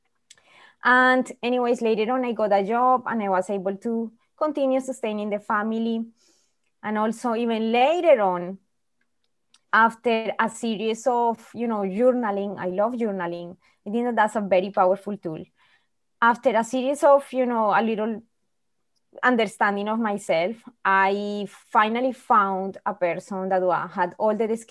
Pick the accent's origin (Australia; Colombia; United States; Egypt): Colombia; moved away as an adult; now in Winnipeg, Canada; I'm originally from Colombia. For some people, maybe they are familiar, South America. It's a very poor country, and I happen to be born in a very poor family also